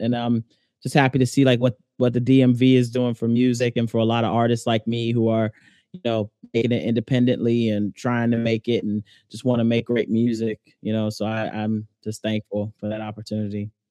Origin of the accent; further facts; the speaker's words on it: Alexandria, Virginia, United States; I'm originally from Alexandria, Virginia, you know, which is ten minutes from D C.